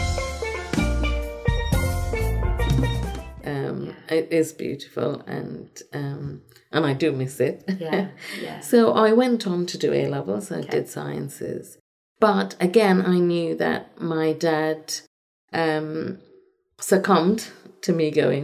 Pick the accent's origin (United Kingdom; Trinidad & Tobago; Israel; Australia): Trinidad & Tobago; moved away; I'm from Trinidad and Tobago.